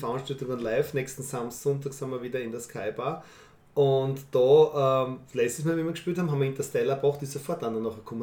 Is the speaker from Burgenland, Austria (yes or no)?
no; Fürstenfeld, Styria, Austria; ich bin in Fürstenfeld aufgewachsen